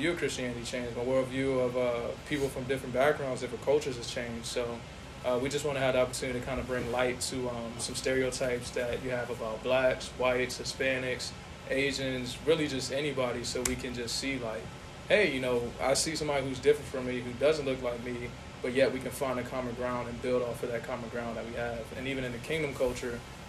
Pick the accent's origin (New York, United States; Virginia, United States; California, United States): Virginia, United States; Northern; I'm from Northern Virginia